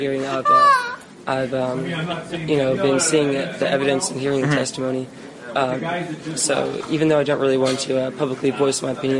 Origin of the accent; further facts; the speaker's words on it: Raleigh, North Carolina, United States; moved away as an adult; I'm from Raleigh, North Carolina.